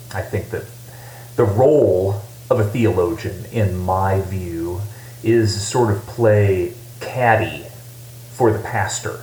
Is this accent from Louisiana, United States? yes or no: no; Coldwater, Michigan, United States; moved away; also born or lived in Indiana; I grew up in Coldwater. It's a small town.